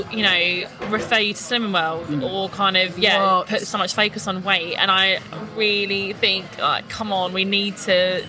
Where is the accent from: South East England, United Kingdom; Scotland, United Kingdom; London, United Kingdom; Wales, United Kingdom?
South East England, United Kingdom; Gravesend; I grew up in Gravesend.